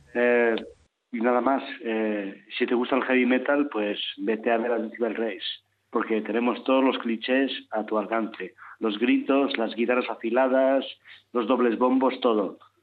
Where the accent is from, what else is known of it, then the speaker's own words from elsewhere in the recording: León, Castile and León, Spain; somos de León